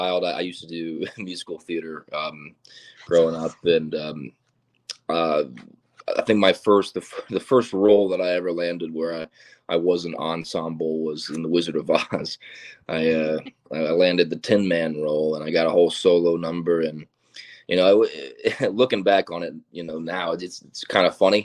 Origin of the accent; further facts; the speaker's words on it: Florida, United States; moved away; I'm originally from Florida